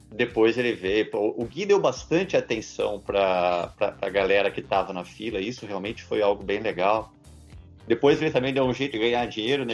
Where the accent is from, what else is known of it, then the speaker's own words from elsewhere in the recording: São José dos Campos, São Paulo, Brazil; eu sou de São José dos Campos